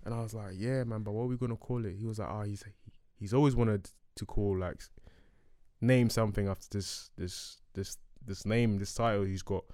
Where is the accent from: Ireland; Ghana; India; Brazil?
Ghana; moved away; I was born in Ghana